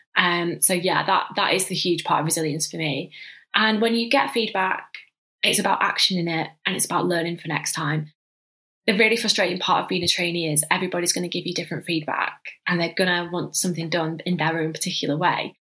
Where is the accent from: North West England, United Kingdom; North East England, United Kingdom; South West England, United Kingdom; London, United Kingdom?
North West England, United Kingdom; Manchester; moved away; I'm from Manchester originally, so that's where I grew up in your classic like northern family household